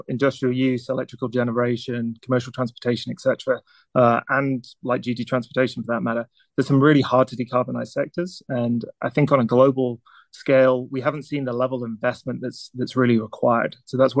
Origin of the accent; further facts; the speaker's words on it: near Newcastle, North East England, United Kingdom; moved away; also born or lived in Manchester, England; I was born in England a number of years ago. A little village near a town called Newcastle in the north. And then I think kind of growing up in the UK